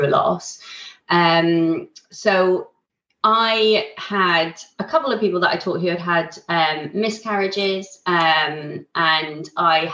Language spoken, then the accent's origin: English; Ireland; now in Isle of Wight, United Kingdom; I'm Irish